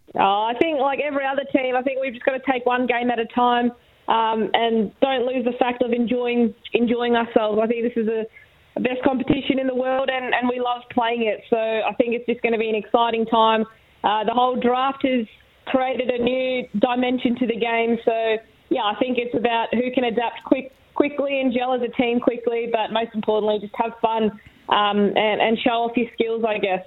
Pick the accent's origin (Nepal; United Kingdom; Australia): Australia; as an Aussie